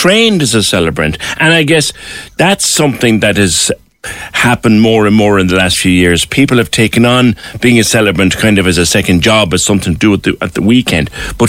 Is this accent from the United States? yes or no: no; Cork, Munster, Ireland; you're a Toker boy, like myself.